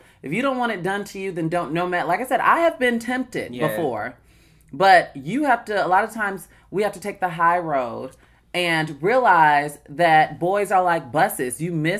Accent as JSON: {"language": "English", "country": "United States", "said": "well, I'm going to say Black American. I don't identify. Listen, I'm not I'm not Raven Simone, but I am Black American."}